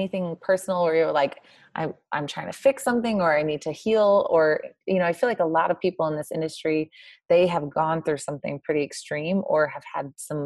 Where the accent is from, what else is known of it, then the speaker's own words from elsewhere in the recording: Missouri, United States; I am from Missouri